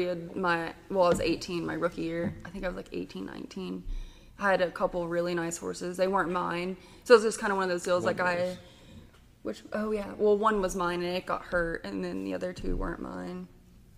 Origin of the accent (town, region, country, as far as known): Pittsburg, Texas, United States; born or raised there